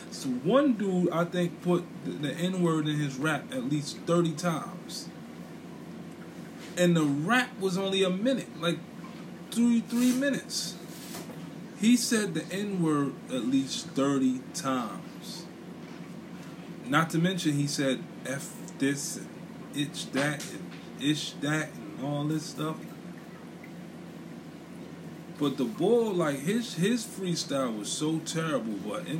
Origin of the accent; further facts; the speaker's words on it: New York City, New York, United States; I'm from Brooklyn